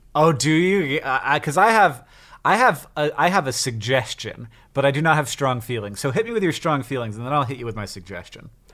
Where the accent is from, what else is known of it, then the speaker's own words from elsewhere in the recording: Florida, United States; now in Montana, United States; I grew up in Florida and then I moved to Montana